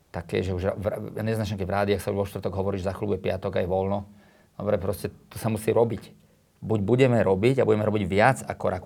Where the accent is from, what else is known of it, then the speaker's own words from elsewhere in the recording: Slovakia; Slovensko je prekrásna krajina, ja som hrdý Slovák, už ani nikde nechcem ísť.